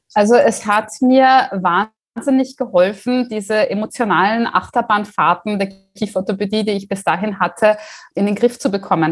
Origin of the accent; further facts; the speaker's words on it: Germany; moved away as an adult; now in Austria; ich bin gebürtige Deutsche, habe mich aber in Österreich niedergelassen